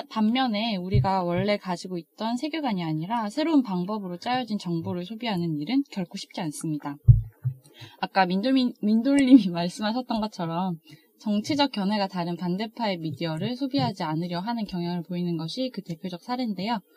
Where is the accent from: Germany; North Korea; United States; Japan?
Germany; South Germany; Korean is a second language; 아, 아니 저는 어, 저는 네, 독일 출신이 남쪽이니까. 네, 독일